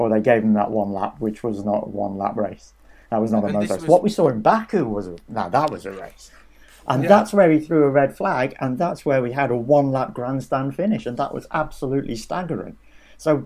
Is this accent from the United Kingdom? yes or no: yes; United Kingdom; I'm a British journalist